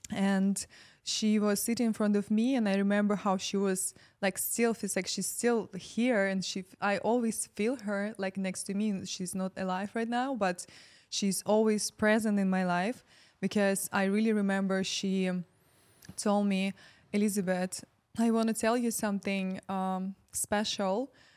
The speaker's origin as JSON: {"language": "English", "country": "Ukraine", "moved": "as an adult", "said": "I'm from Ukraine"}